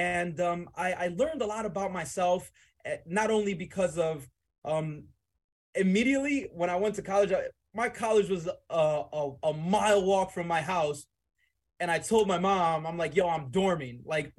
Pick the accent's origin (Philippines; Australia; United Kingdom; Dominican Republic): Dominican Republic; also born or lived in Weehawken, New Jersey / Bronx, New York / West New York, New Jersey; I was born in the Dominican Republic. I moved to Weehawken, New Jersey. From there to the Bronx, New York. I spent quite a few years in the boogie down Bronx.